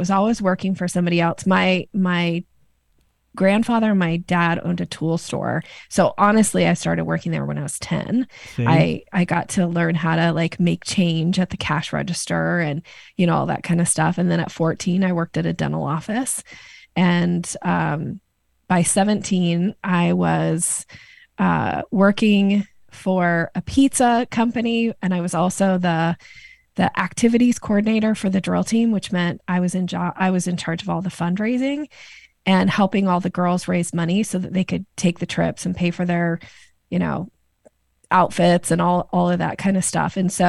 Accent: Boise, Idaho, United States; moved away as an adult; also born or lived in Seattle, Washington; I grew up in Boise, Idaho. Boise. I lived in the Seattle area for 27 years, and I am back in Boise and have been for the last 3 years.

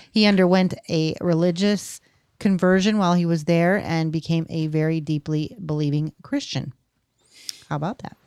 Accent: California, United States; we're from California

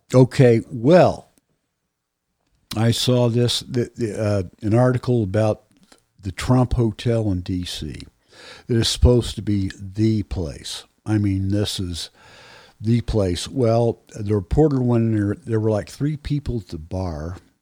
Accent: United States; as an American

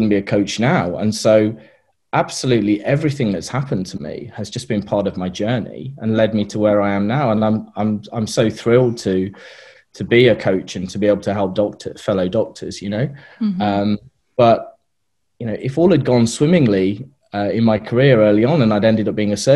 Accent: United Kingdom; moved away as an adult; also born or lived in Australia; now in New Zealand; we're British, and we're going back to the UK in the summer.

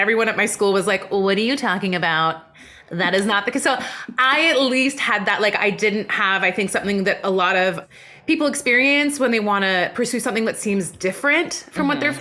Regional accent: West Coast of Canada, Canada; also born or lived in Iran; my family immigrated to Canada when I was four

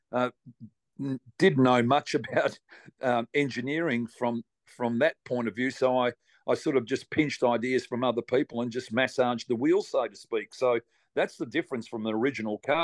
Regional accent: Victoria, Australia; moved away as an adult; now in California, United States; I'm passionate about Australia. I'm an Australian. I'm proud to be one

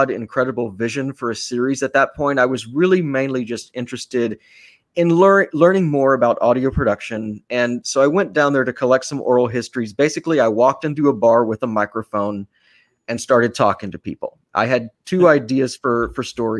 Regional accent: Austin, Texas, United States; moved away as an adult; now in New York City, United States; my hometown of Austin

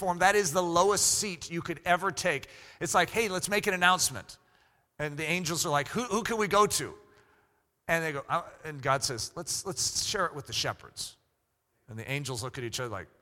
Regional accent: United States; I'm an American pastor

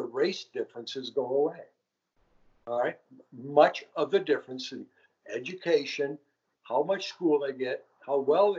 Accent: Richfield, Minnesota, United States; I grew up in Richfield, okay? Right across Pratt's Avenue was Edina.

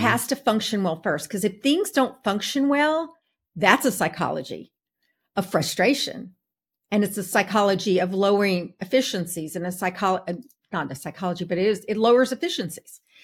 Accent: Texas, United States; now in Atlanta, United States; I'm from Texas.

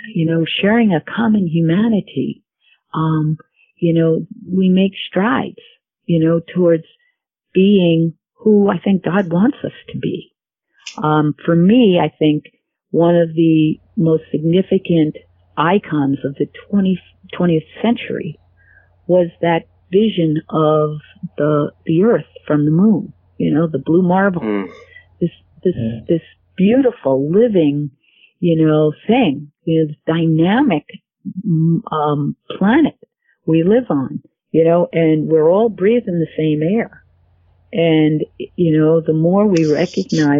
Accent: United States; I am an American

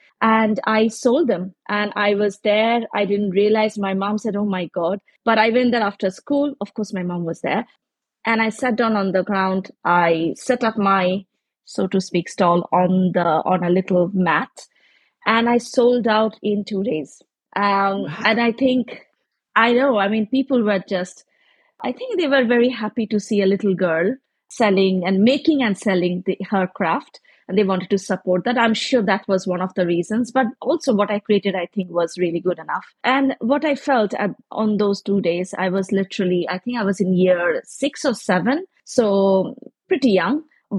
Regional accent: India; I am from India, so we have lots of handicrafts and crafts and colors and things to spoil it with.

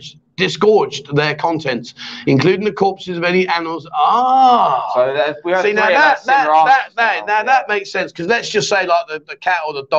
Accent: England, United Kingdom; now in Pattaya, Thailand; we're English

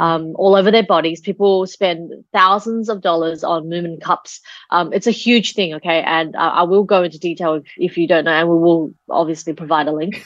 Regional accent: Australia; when I was growing up in Australia, my sister and my brother

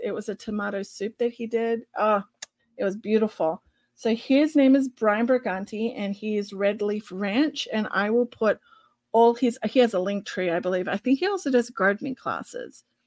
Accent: Australia; accent: Australian; my Australian accent

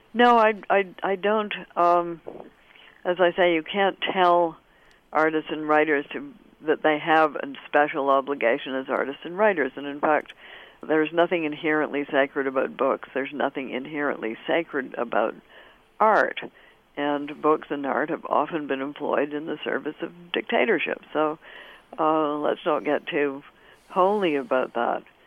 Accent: Canada; I'm Canadian of a certain generation, and we had it in school.

